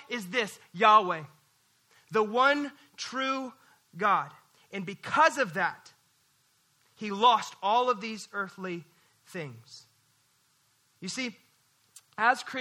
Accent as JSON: {"language": "English", "region": "Missouri", "country": "United States", "moved": "yes", "lives_now": "North Texas, United States", "said": "I'm from Missouri"}